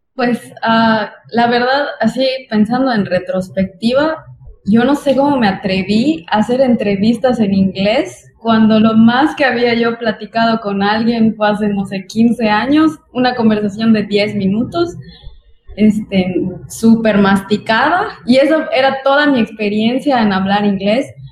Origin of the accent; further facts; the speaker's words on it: Yucatán, Mexico; accent: Yucatecan; viene a Yucatán, sobre todo donde tenemos un acento tan pesado